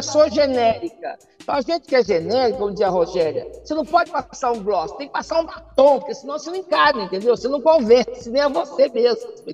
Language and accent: Portuguese; Poços de Caldas, Minas Gerais, Brazil; also born or lived in Serrinha; quando nós mudamos de Serrinha para Poços, teve um choque social muito grande